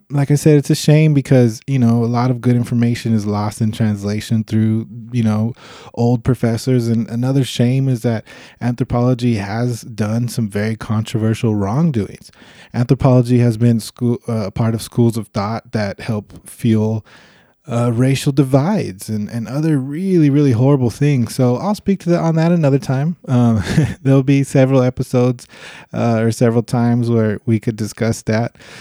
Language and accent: English; Los Angeles, California, United States; I'm from Los Angeles, California